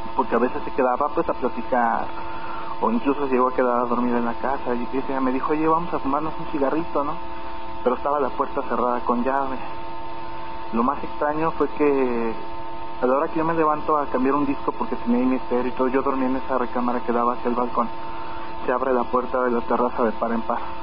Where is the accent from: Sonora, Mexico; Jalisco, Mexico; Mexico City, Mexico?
Mexico City, Mexico; moved away; Yo vengo de la Ciudad de México, yo viví en la Ciudad de México 17 años.